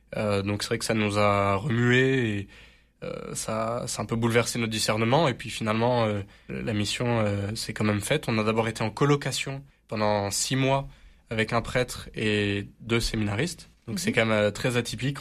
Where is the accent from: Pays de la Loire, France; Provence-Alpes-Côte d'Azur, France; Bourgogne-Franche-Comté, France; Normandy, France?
Provence-Alpes-Côte d'Azur, France; Marseille; Alors moi, je suis Marseillais, et c'est vrai que je suis très fier d'être Marseillais.